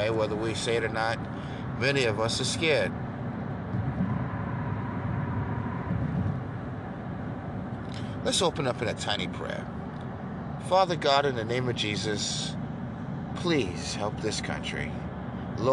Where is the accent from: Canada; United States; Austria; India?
United States; New York; moved away; I grew up in New York